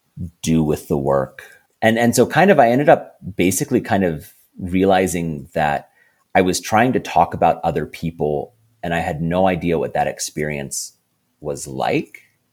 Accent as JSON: {"language": "English", "country": "Philippines", "tie": "born or raised there", "said": "And definitely like sort of where I grew up in the Philippines is, you know, very, very exotic to Faroese and Americans."}